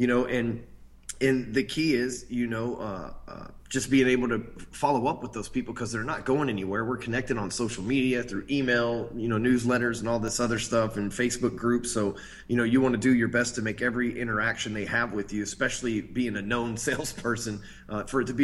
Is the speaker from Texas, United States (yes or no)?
yes; Dallas, Texas, United States; I came from Dallas, Texas